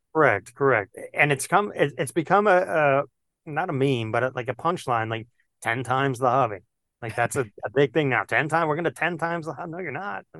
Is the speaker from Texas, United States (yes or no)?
no; New York City, New York, United States; I grew up in Queens, New York